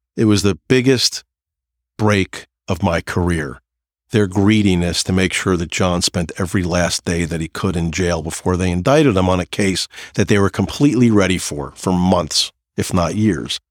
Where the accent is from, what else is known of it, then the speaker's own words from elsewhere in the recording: New Jersey, United States; I'm from New Jersey